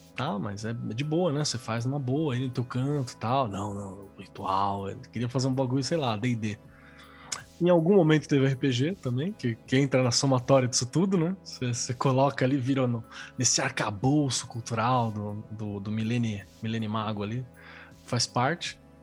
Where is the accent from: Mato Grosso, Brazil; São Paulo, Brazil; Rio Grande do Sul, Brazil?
São Paulo, Brazil; also born or lived in Mauá; Eu nasci em São Paulo, na real, mas morei em Mauá por muito tempo.